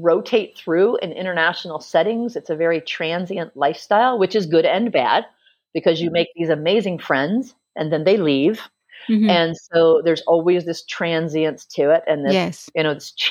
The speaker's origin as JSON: {"language": "English", "country": "United States", "also_born_or_lived": "Hong Kong / Spain / Singapore", "moved": "as an adult", "said": "as an American"}